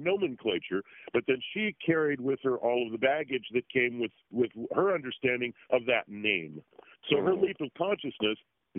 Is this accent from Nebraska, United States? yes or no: yes; Omaha, Nebraska, United States; now in Los Angeles, United States; I come from the Midwest, from, like a a family where my grandfather was a secret Rosicrucian and my grandmother was a secret Madame Blavatsky fan.